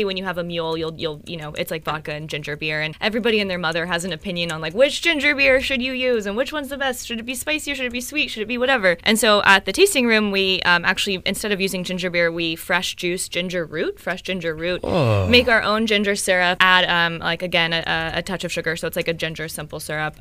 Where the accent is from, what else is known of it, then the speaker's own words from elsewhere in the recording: Texas, United States; I'm from Texas